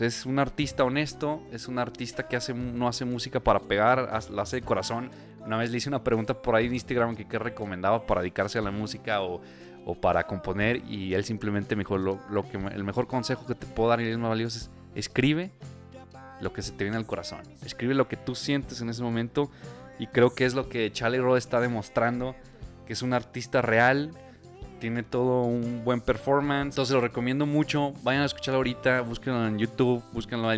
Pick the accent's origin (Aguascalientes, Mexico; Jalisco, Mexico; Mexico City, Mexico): Aguascalientes, Mexico; somos de Aguascalientes, entonces viajamos de aquí a Monterrey